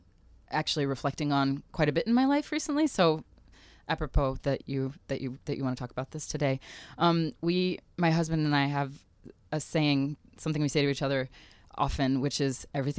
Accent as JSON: {"language": "English", "region": "Harare", "country": "Zimbabwe", "tie": "born there", "also_born_or_lived": "South Africa", "said": "I was born in Rhodesia when it was Salisbury, when it was actually Zimbabwe, Rhodesia, just before they gained their independence, and lived in South Africa for a while."}